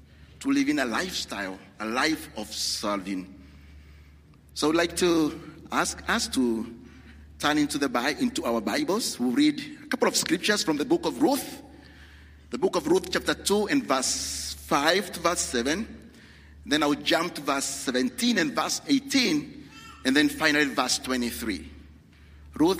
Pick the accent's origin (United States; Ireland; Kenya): Kenya; moved away; I'm from Kenya